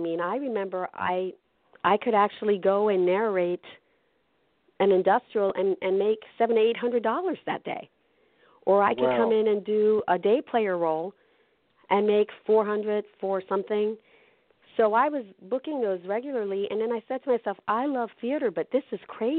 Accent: New York City, New York, United States; I had grown up in an Italian neighborhood, growing up in New York with a lot of Italians and Irish and all that. In Brooklyn with a lot of people that weren't Latino

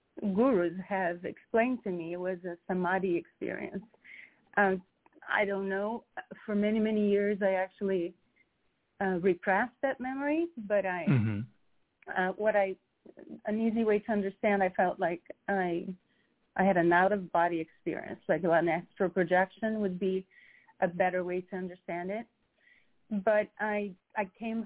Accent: Rio de Janeiro, Brazil; moved away; growing up in Brazil I grew up very freely

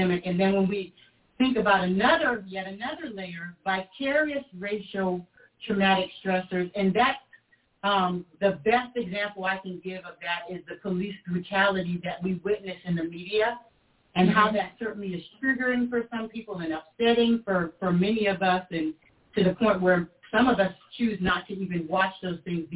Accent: South Carolina, United States; I was from South Carolina

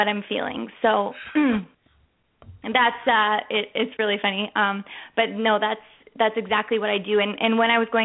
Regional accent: Canada; also born or lived in Las Vegas / Beaumont, Alberta; I grew up in Canada

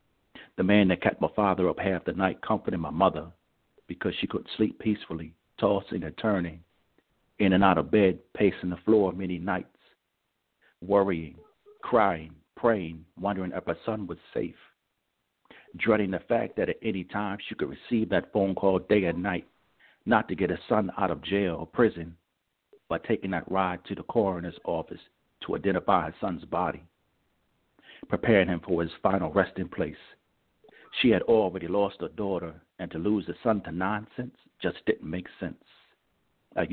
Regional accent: Richmond, Virginia, United States; And again … I'm from Richmond, Virginia

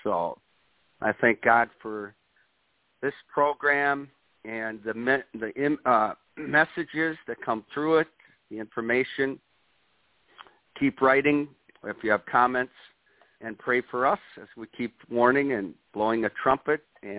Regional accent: Watertown, Wisconsin, United States; my hometown of Watertown, Wisconsin

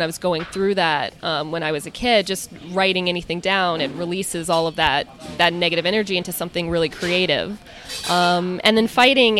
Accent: Maryland, United States; now in Ridgewood, United States; which is in Maryland, which is interesting because that's my hometown

